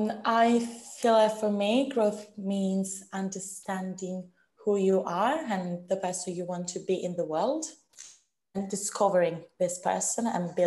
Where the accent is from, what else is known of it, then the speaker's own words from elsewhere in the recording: Italy; moved away; also born or lived in London; I am an actress graduated from the Royal Central School of Speech and Drama in London. I am from Italy